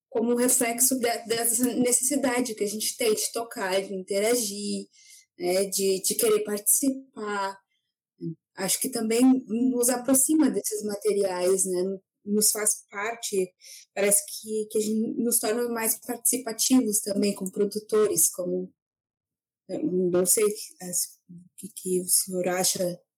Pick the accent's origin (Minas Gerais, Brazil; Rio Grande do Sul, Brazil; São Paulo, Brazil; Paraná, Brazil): Rio Grande do Sul, Brazil; sou do Rio Grande do Sul